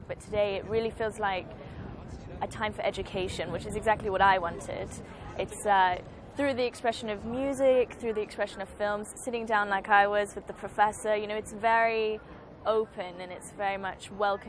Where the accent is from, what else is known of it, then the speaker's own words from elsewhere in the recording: Hong Kong; I'm Hong Kong and I'm from Hong Kong.